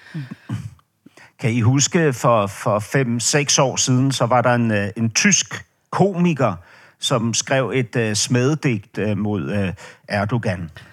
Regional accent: Denmark

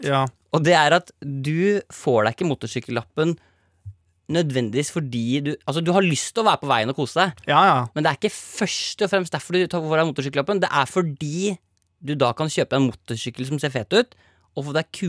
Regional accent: Northern Norway, Norway; Jeg er nordlending.

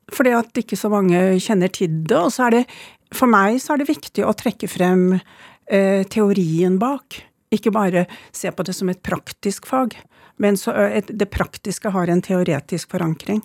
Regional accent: Oslo, Norway; born or raised there; also born or lived in Sweden

